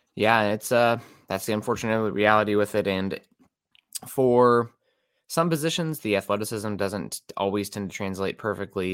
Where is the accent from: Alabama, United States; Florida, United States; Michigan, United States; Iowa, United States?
Iowa, United States; East; now in Seattle, United States; Quad Cities, my hometown in, uh, East Iowa here